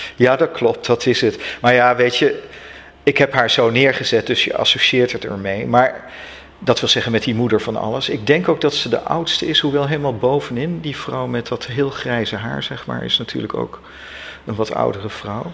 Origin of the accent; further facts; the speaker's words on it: near Utrecht, Netherlands; ik kom uit de buurt van Utrecht